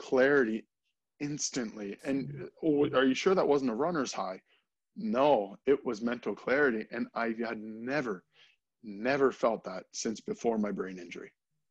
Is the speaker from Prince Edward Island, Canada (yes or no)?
no; near Strathroy, Ontario, Canada; moved away as an adult; also born or lived in Alberta; my hometown